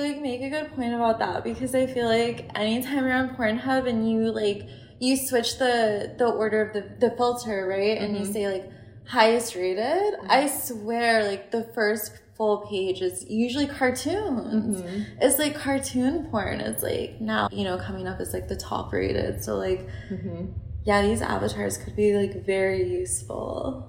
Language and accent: English; United States; Like, we're biased. We're American.